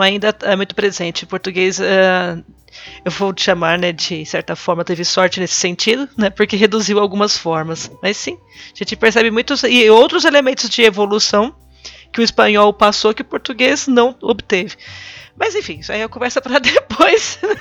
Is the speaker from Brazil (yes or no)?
yes; Brazil; Aqui no Brasil